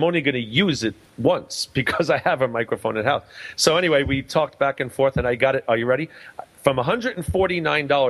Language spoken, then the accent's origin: English; New York City, New York, United States; moved away; I'm originally from New York